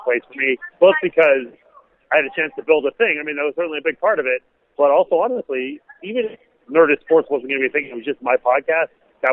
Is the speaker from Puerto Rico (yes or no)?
no; Montreal, Quebec, Canada; moved away as an adult; also born or lived in Washington, D.C. / Los Angeles; now in United States; I grew up in Montreal